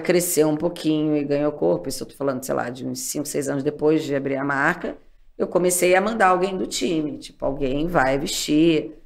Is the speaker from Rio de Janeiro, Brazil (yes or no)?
yes; Rio de Janeiro, Brazil; moved away; also born or lived in Texas, United States; saí do Rio de Janeiro, onde eu tinha amigos, vida